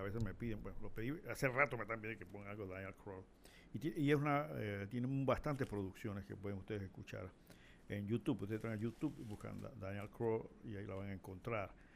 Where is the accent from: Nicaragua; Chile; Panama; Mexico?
Panama; nosotros como panameños